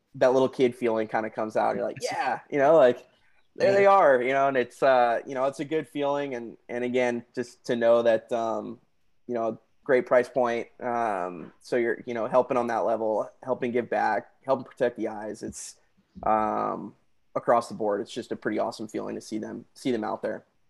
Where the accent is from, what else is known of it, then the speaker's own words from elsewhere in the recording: Santa Barbara, California, United States; moved away as an adult; now in San Diego, United States; I was born and raised in Santa Barbara, California